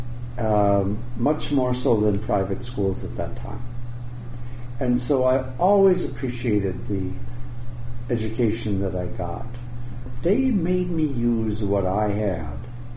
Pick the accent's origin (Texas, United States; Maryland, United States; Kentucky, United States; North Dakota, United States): North Dakota, United States; Dickinson; I was born in Dickinson, North Dakota, and it was 2 years after the end of World War II